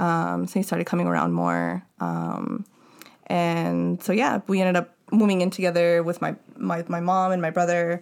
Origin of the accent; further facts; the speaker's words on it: Los Angeles, California, United States; growing up in Ballheads had a lot of influence on me